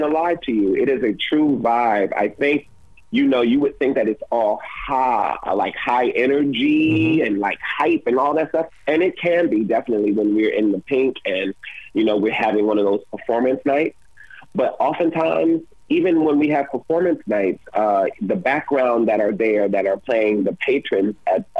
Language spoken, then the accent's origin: English; Detroit, Michigan, United States; I'm originally from Detroit, Michigan